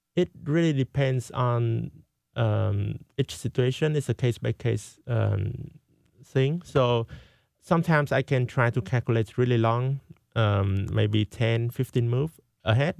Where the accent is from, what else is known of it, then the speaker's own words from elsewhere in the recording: Vietnam; now in United States; I went to my home country, Vietnam